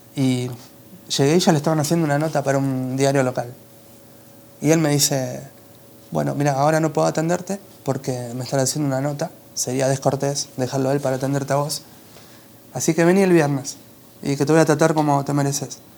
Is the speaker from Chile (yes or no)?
no; Argentina; born or raised there